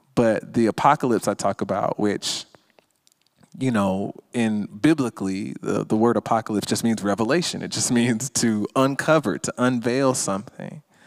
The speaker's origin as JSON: {"language": "English", "town": "Stone Mountain", "region": "Georgia", "country": "United States", "tie": "born or raised there", "said": "I grew up in Stone Mountain, Georgia, where the Ku Klux, where the Ku Klux Klan was reborn"}